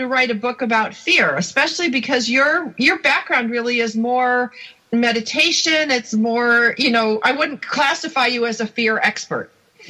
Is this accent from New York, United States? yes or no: yes; outside of Buffalo, New York, United States; I grew up outside of Buffalo